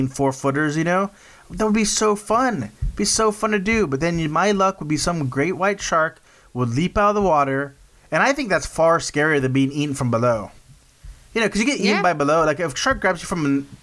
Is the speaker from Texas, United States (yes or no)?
yes; South Texas, United States; growing up in South Texas